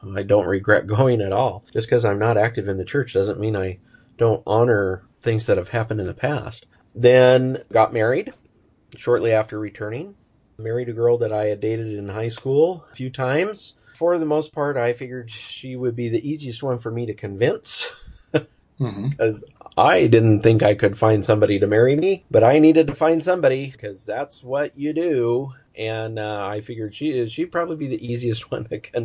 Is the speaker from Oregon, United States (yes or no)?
yes; Ontario, Oregon, United States; I grew up in Ontario, Oregon, which is just on the border of Oregon and Idaho